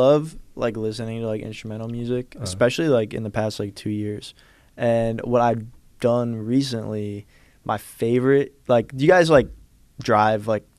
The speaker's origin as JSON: {"language": "English", "town": "New York City", "region": "New York", "country": "United States", "tie": "born or raised there", "said": "growing up in New York City too, like surrounded by just creativity"}